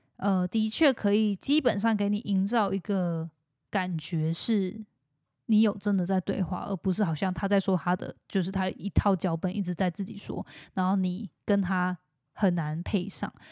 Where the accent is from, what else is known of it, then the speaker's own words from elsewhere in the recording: Taiwan; moved away as an adult; also born or lived in United States; 虽然说我本身是来自台湾之类的，然后但是在美国住过什么的